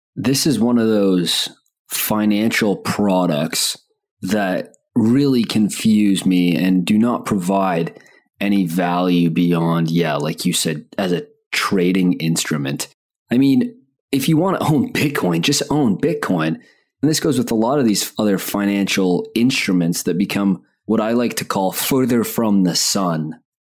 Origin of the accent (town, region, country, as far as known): Canada